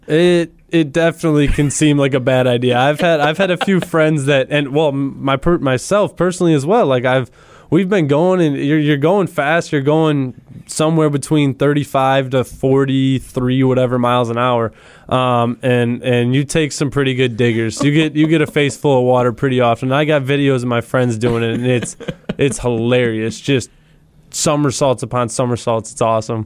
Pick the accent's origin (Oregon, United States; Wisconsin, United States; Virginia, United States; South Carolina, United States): Wisconsin, United States; me and him both growing up here